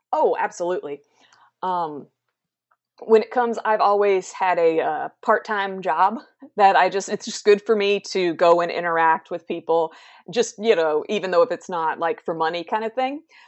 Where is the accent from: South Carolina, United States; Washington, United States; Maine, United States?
South Carolina, United States; I am from South Carolina, the United States, which is where I'm at now.